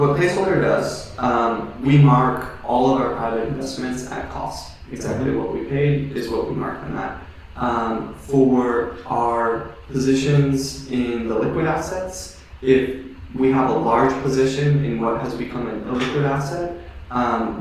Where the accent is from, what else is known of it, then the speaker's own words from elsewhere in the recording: Hawaii, United States; I grew up in Hawaii